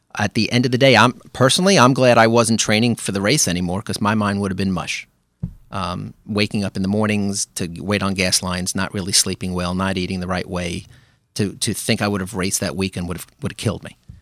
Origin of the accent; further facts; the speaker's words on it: New York City, New York, United States; moved away as an adult; also born or lived in Park Slope; now in New Rochelle, United States; I grew up in Brooklyn. I grew up in Flatbush